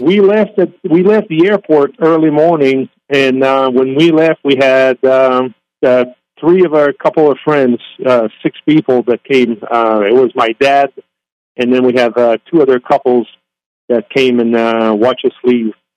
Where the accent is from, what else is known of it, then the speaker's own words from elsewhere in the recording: Canada; moved away; the GA airport I was landing at is about ten miles from my hometown